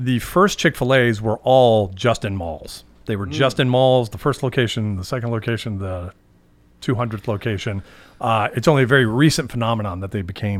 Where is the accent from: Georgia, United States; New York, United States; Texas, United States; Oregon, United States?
Georgia, United States; Atlanta; Was in Atlanta, Georgia.